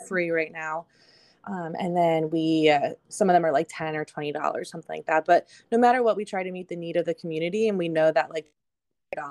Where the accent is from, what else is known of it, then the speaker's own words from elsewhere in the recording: Berks County, Pennsylvania, United States; I am from Berks County, Pennsylvania.